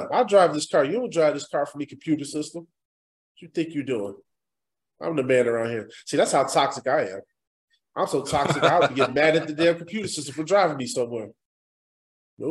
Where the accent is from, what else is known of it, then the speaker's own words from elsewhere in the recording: Midwest, United States; I grew up in the Midwest